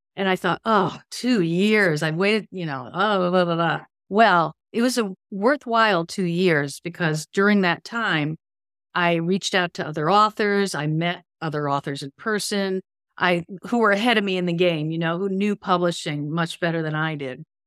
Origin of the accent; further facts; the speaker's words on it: Connecticut, United States; I grew up in Connecticut.